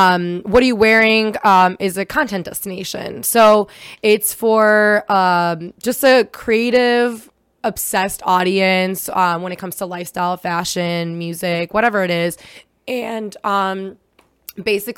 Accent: United States; first language Hebrew; English is a second language; also born or lived in Israel / Brooklyn; I am an immigrant and I came to America when I was 7 from Israel. I was born there.

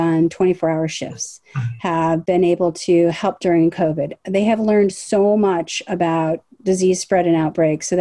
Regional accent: Los Angeles, California, United States; also born or lived in Washington, D.C.; I'm a third generation Angeleno. I always lived in the city

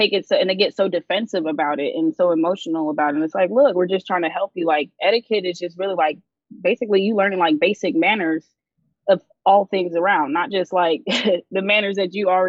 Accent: the South, United States; I grew up in the South.

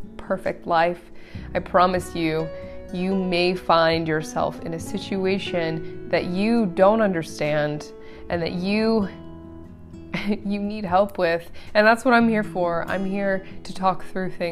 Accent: Aurora, Colorado, United States; I was born in Aurora, Colorado.

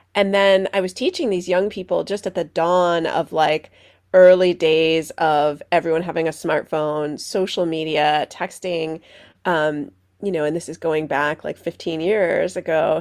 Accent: Stamford, Connecticut, United States; now in Skokie, United States; I grew up in Stamford, Connecticut, outside of New York City

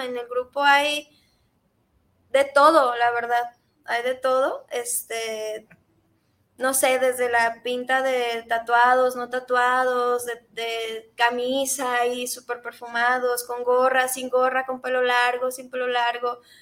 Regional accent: Mexico; socialmente como mexicanos

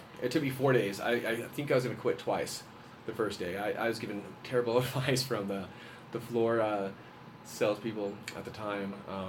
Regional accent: White Mountains, Arizona, United States; also born or lived in Roswell, New Mexico; now in Flagstaff, United States; I'm originally from Roswell, New Mexico. Okay. Grew up in the White Mountains, graduated, married, three kids.

